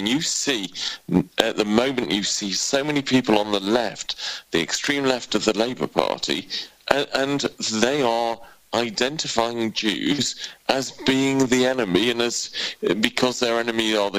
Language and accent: English; United Kingdom; why I am a British Jew.